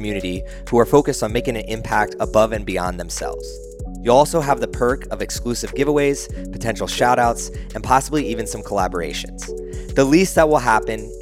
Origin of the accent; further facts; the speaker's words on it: New Jersey, United States; I'm from Jersey